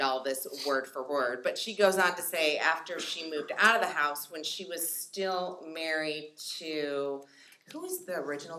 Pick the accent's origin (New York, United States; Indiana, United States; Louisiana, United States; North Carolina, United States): Indiana, United States; Even though we're just in Kentucky and we're from Indiana.